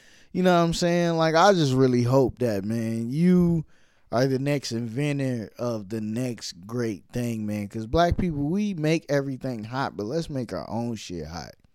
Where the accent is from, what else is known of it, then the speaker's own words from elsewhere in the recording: New York City, New York, United States; I'm from Brooklyn